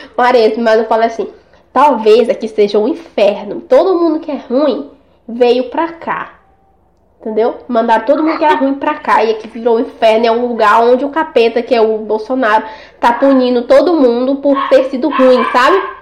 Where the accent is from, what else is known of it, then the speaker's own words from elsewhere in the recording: São Luís, Maranhão, Brazil; a gente é de lá, né? A gente é do Nordeste, São Luís.